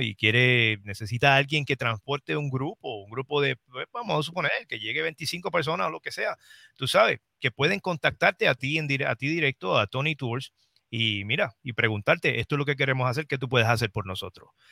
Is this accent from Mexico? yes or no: no; Trujillo Alto, Puerto Rico; moved away; visitar mi pueblo